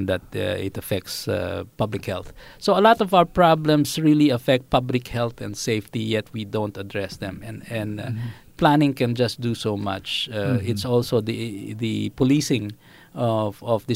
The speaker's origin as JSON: {"language": "English", "town": "Quezon City", "region": "Metro Manila", "country": "Philippines", "tie": "born or raised there", "also_born_or_lived": "Singapore", "moved": "as an adult", "said": "I grew up in Project 4, which is not exactly the best place to go up"}